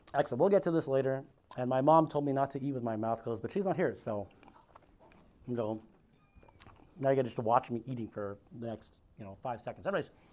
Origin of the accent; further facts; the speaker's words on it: Philippines; I'm Filipino.